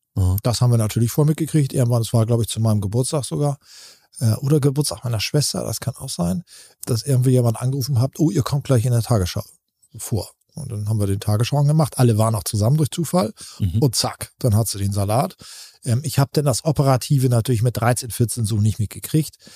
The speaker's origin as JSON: {"language": "German", "town": "Buxtehude", "region": "Lower Saxony", "country": "Germany", "tie": "born or raised there", "said": "in Buxtehude angesiedelt und sind wirklich auf dem Betriebsgelände hatten wir ein Haus und da haben wir gewohnt und da bin ich äh, groß geworden."}